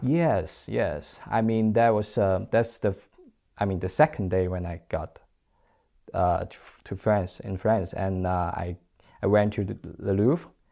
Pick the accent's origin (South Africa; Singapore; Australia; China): China; moved away as an adult; I'm from China